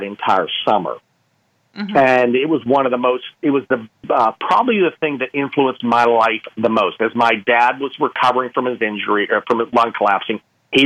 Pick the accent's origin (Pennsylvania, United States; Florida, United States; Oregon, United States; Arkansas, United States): Pennsylvania, United States; Pittsburgh; moved away; I'm from Pittsburgh, Pennsylvania, originally. And my parents' house fell in a coal mine.